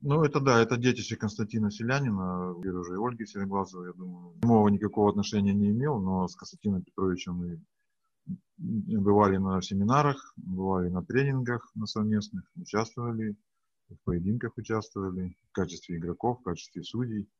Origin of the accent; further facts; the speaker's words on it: Yekaterinburg, Sverdlovsk Oblast, Russia; Я из Екатеринбурга